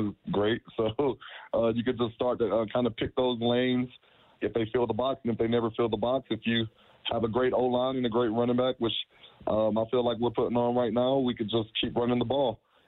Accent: Tampa, Florida, United States; I'm from Tampa Bay

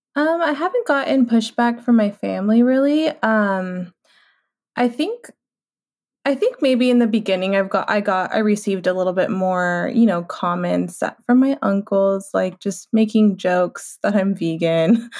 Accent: San Diego, California, United States; I'm from San Diego, California. I'm Mexican American

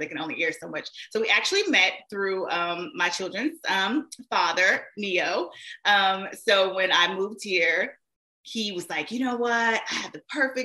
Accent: Shreveport, Louisiana, United States; I was actually a radio personality in my hometown, Shreveport, Louisiana

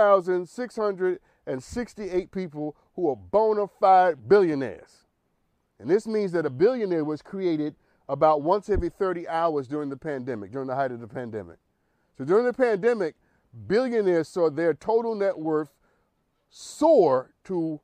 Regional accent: New York City, New York, United States; I'm from Harlem

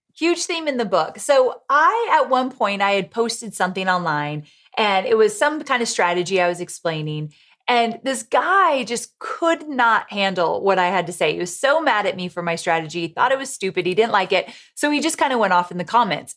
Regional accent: Orange County, California, United States; moved away as an adult; also born or lived in San Diego, California; now in Nashville, United States; I grew up in Orange County, California, and then I lived in San Diego when I worked with Tony for so long

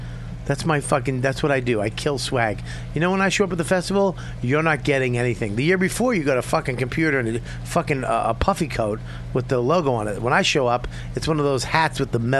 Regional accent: New York, United States; West 38th Street and what? Because we're from New York.

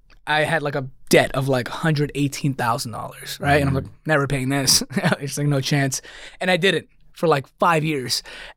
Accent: Queens, New York, United States; also born or lived in Dix Hills; No, I grew up in New York, born and raised. I just went to Texas

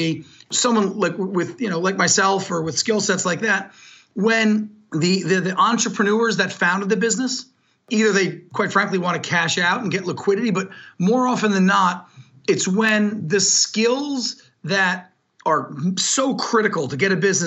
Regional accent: New Jersey, United States; I'm very proud to say I grew up in New Jersey.

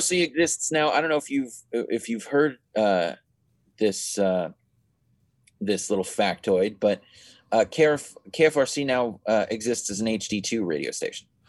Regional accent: San Francisco, California, United States; I'm from San Francisco

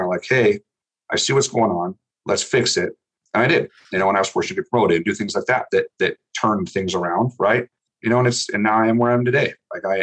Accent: Montana, United States; being from Montana

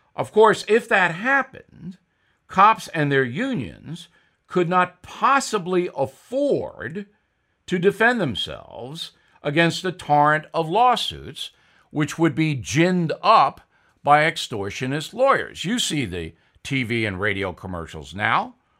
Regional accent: Levittown, New York, United States; I grew up with him in Levittown, New York

